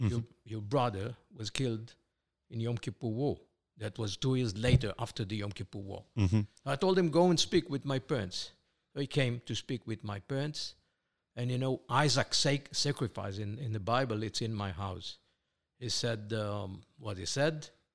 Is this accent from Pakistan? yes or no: no; Israel; born there; Okay, well, I was born here in Israel, 1951, to Israeli parents, both of them, my mom and my father, born here in Israel under the British mandate.